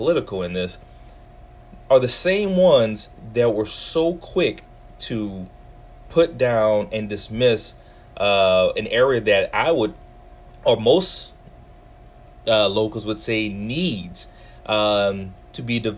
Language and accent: English; New Orleans, Louisiana, United States; I'm from New Orleans East